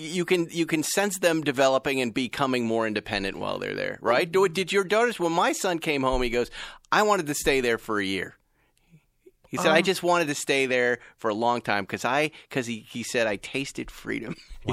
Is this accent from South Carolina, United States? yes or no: no; Massachusetts, United States; I grew up with guns in Massachusetts, so I get what he was saying.